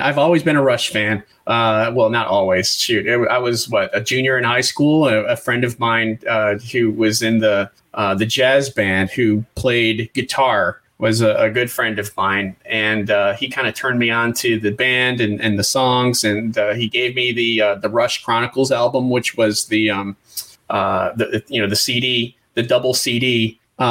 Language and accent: English; Western New York, United States; I grew up in Western New York, not far from Canada.